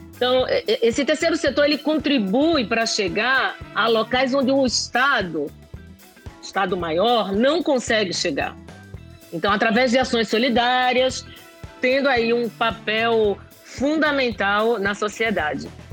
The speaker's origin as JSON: {"language": "Portuguese", "town": "Recife", "region": "Pernambuco", "country": "Brazil", "tie": "born or raised there", "moved": "yes", "said": "eu nasci aí em Recife, em um berço simples, mas que transbordava amor"}